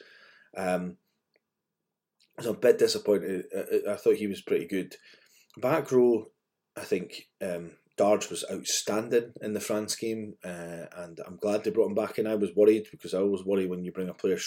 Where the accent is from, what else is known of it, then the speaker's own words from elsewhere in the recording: Scotland, United Kingdom; as a Scotsman